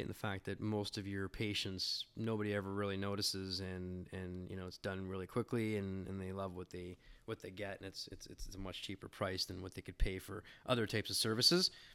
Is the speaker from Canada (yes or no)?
yes; Canada; being a Canadian